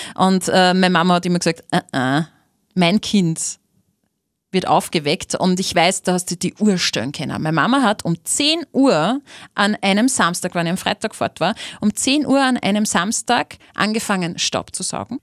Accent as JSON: {"language": "German", "town": "Linz", "region": "Upper Austria", "country": "Austria", "tie": "born or raised there", "said": "Ich bin in Linz aufgewachsen"}